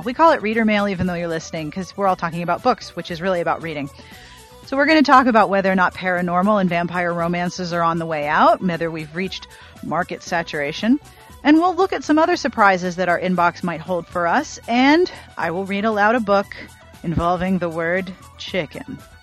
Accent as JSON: {"language": "English", "region": "Pennsylvania", "country": "United States", "tie": "born or raised there", "said": "my home state"}